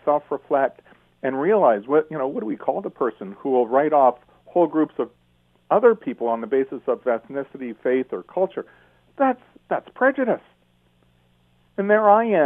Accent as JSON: {"language": "English", "town": "Toronto", "region": "Ontario", "country": "Canada", "tie": "born or raised there", "said": "I was born in Toronto, and I was brought up in the Jewish part of town"}